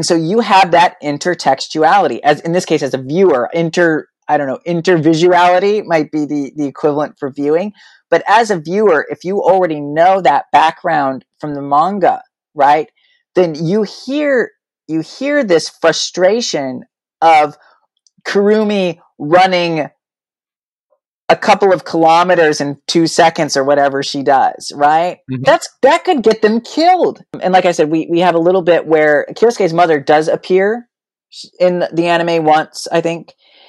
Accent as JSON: {"language": "English", "region": "Illinois", "country": "United States", "tie": "born there", "also_born_or_lived": "New Mexico / Texas", "said": "And I was born in Illinois. My biological dad died. We moved to New Mexico. I think we had 3 houses in Las Cruces. Then we moved to Austin."}